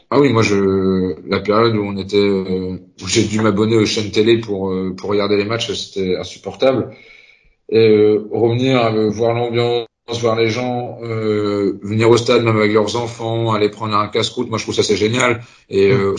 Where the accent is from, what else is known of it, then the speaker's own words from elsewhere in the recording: Concarneau, Brittany, France; also born or lived in Rostrenen; je suis originaire de Concarneau dans le Finistère